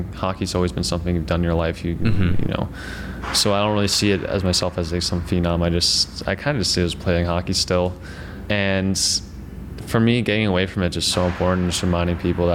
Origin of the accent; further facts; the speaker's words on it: Darien, Connecticut, United States; moved away as an adult; So I went back to Connecticut. I'm from Darien, Connecticut